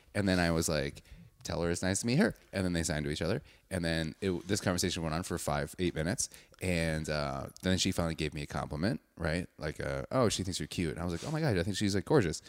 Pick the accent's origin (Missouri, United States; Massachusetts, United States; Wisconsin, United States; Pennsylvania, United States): Wisconsin, United States; Wauwatosa; I'm from Wauwatosa, which is like a suburb